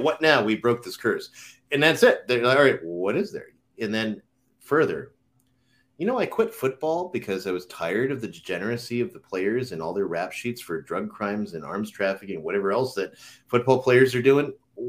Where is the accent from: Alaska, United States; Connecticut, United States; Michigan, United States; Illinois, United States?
Connecticut, United States; I grew up in Connecticut